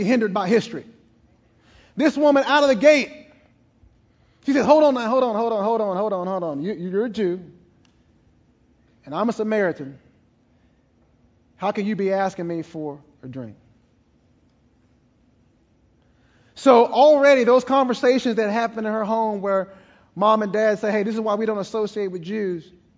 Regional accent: East Texas, United States; I'm from East Texas

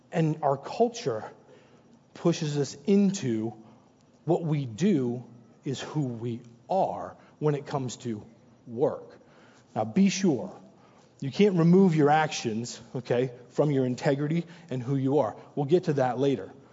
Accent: New Hampshire, United States; moved away; also born or lived in New York; I'm originally born and raised in New Hampshire

